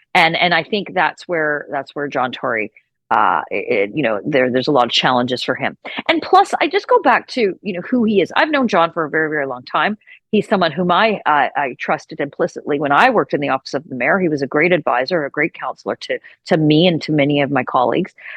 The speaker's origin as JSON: {"language": "English", "region": "Saskatchewan", "country": "Canada", "tie": "born or raised there", "also_born_or_lived": "Ontario", "moved": "as an adult", "lives_now": "Toronto, Canada", "said": "I grew up in Saskatchewan, born and raised in Saskatchewan"}